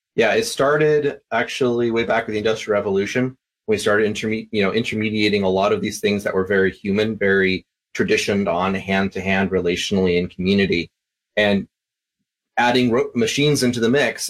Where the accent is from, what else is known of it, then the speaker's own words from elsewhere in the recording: Vancouver, Washington, United States; also born or lived in Tennessee / Texas / Ireland; now in Fargo, United States; I uh, grew up down in Vancouver area, right across from Portland